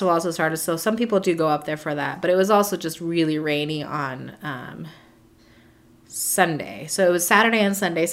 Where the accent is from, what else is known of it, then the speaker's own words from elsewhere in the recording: Sierra Vista, Arizona, United States; moved away; It's also in Sierra Vista, so I got to see some family and show Rodney around my hometown